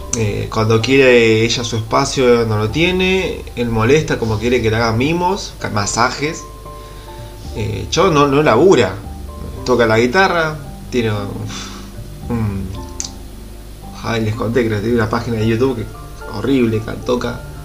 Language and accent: Spanish; Buenos Aires Province, Argentina; moved away; soy del conurbano de Gran Buenos Aires, eh, viví en la ciudad humilde